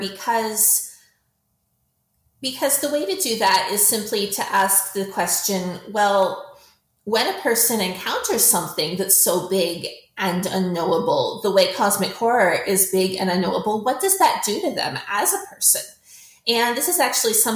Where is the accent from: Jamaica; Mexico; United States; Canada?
Canada; I am a Canadian science fiction author